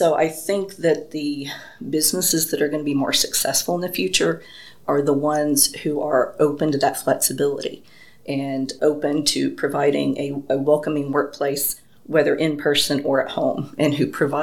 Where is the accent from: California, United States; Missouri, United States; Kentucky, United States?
Kentucky, United States; Paducah; moved away as an adult; now in Limestone County, Alabama, United States; I am originally from Paducah, Kentucky